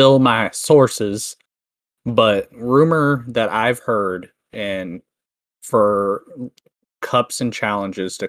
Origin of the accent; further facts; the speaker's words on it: Canada; I'm Canadian